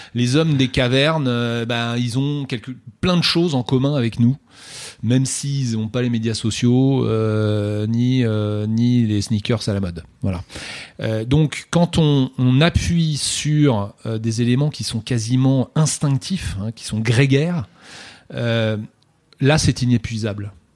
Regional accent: France; nous sommes français

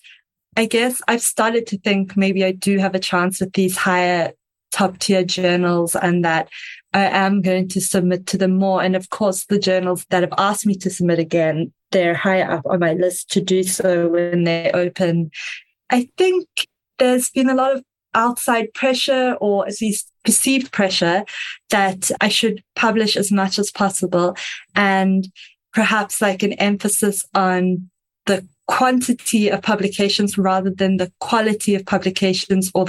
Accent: South Africa

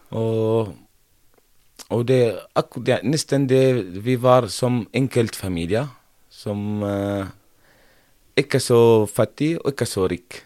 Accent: Homs, Homs Governorate, Syria; first language Arabic; Norwegian is a second language; moved away as an adult; now in Norway; Jeg har vokst opp i Syria, i et område som heter Homs

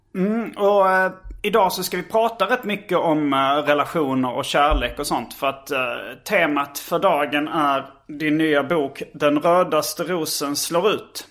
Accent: Hjärup, Skåne, Sweden; det fanns inga skivbutiker i Hjärup där jag växte upp

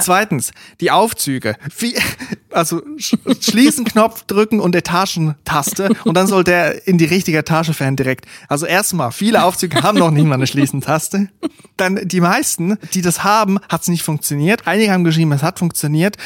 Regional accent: Switzerland; now in Germany; Also ich bin in der Schweiz aufgewachsen, habe aber einfach ein Teil Familie aus Österreich

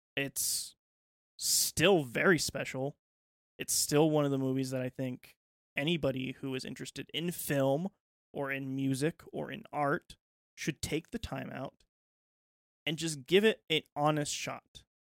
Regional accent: United States; as an American

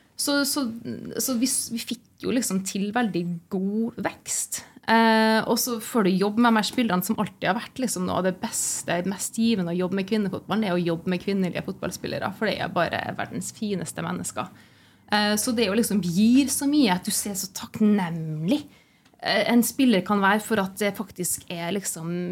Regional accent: Trondheim, Trøndelag, Norway; moved away as an adult; also born or lived in Lancaster, England; jeg er jo født og oppvokst i Trondheim

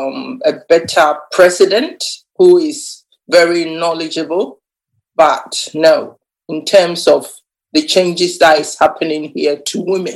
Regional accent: Ghana; now in England; I think what I can say is I came to England 1979, and at that time, women or black people were supposed not to be heard.

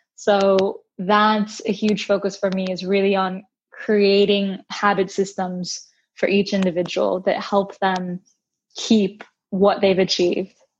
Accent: United States; I am Brazilian American and I spent most of my time growing up in the States

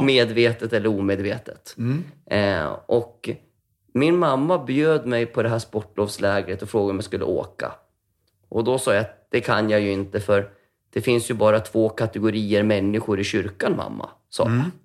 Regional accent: Västerås, Västmanland, Sweden; moved away as an adult; jag är född i Västerås, och, som min yngsta stora syster också är. Eh, och min äldsta är född i Finland. Och så vart det Västerås i typ 19 år.

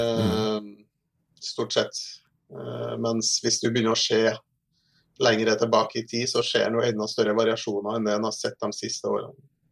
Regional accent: Trondheim, Trøndelag, Norway; Jeg er ikke fra Meråker, men jeg er fra, jeg er fra Trondheim. Så. Ja har eh, alle mine studier og barndomsår

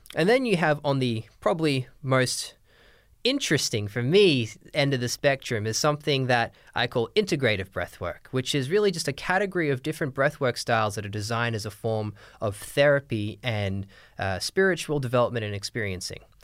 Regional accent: Australia; moved away; I'm from Australia originally, but my dad's English

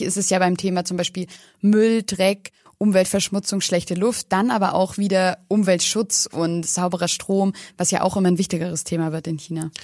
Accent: Germany; in Deutschland

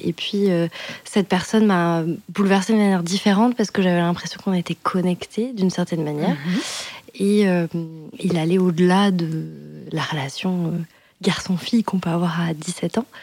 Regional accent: Périgueux, Nouvelle-Aquitaine, France; moved away as an adult; also born or lived in Bordeaux; now in Paris, France; je suis née en Dordogne, j'étais à Périgueux à ce moment-là

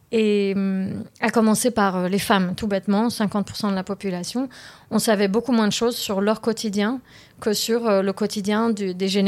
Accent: Paris, Île-de-France, France; born there; also born or lived in London area, United Kingdom; Je suis née à Paris d'un papa qui est libanais et syrien et d'une maman qui est française. Ensuite, on a pas mal vécu euh, près de Londres. Euh, ensuite, je suis revenue en France dans mon adolescence

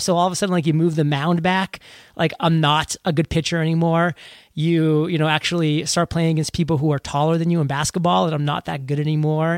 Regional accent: Maine, United States; born or raised there

